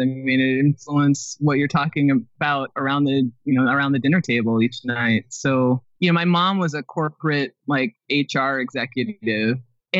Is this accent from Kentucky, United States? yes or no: no; Minneapolis, Minnesota, United States; also born or lived in Connecticut / Florida / Chicago; I was born in Connecticut, lived in Florida, then lived outside of Chicago, and then finally moved to Minneapolis. And then within the Twin Cities, I think we probably moved 3 or 4 times while I was in middle school or high school.